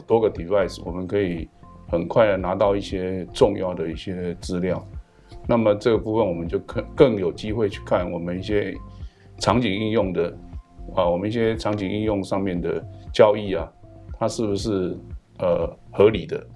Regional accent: Taiwan; 我是台湾的大学教授院长

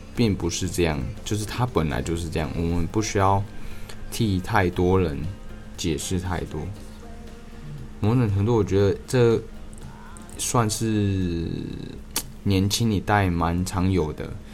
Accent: Taiwan; 我们台湾人

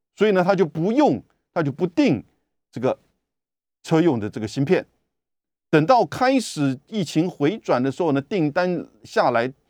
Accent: Taiwan; 我们台湾这边

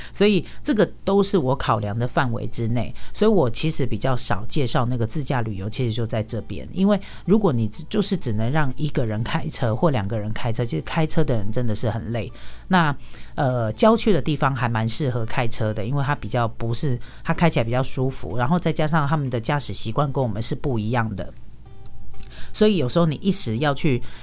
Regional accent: Taiwan; 我们台湾人

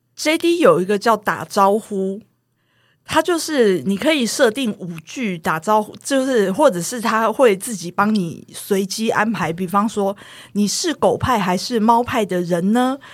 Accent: Taoyuan, Taiwan; 我是桃园人

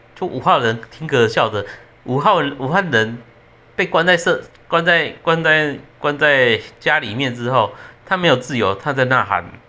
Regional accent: Taiwan; 我们台湾人对这件事情蛮生气的

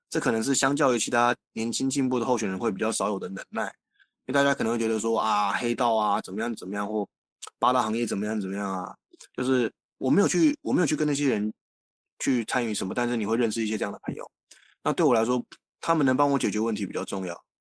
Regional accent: Taiwan; 我们台湾人现在是这样

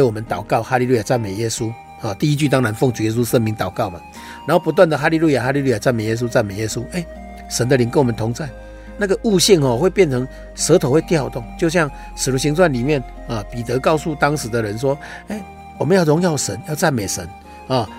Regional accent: Taiwan; 我们台湾话说

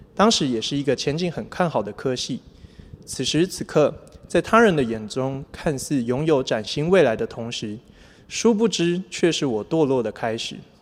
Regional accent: Chiayi, Taiwan; 我是嘉义人， 从小在基督教的家庭长大， 父母亲用心地养育我， 给我很好的学习环境， 也自小就栽培我学习钢琴。

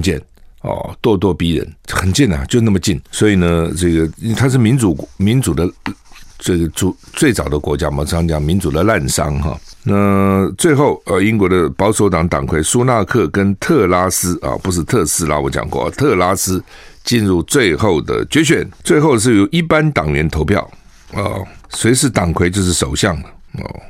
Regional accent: Taiwan; 我们台湾人

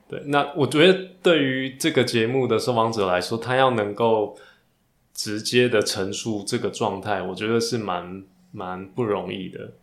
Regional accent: Taiwan; 台湾我们自己也在这个状态，是。在一个非常保守跟前卫当中转变

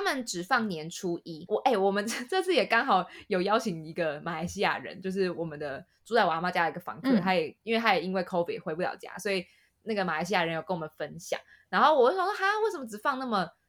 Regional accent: Taiwan; 身为台湾人

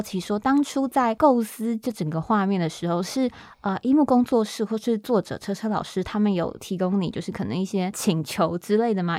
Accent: Taiwan; 身为台湾人，我们在台湾

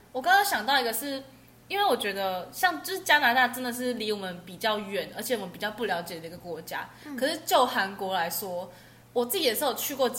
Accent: Taiwan; 因为我们是台湾人

